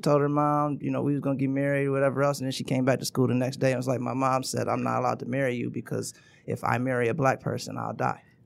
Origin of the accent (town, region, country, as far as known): Troy, Michigan, United States; born or raised there; also born or lived in Wilmington, Delaware